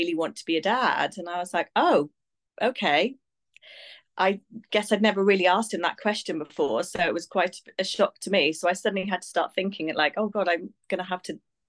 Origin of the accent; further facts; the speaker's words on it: Abergavenny, Wales, United Kingdom; moved away; I'm from Wales. Yeah, grew up in a really small rural town in Abergavenny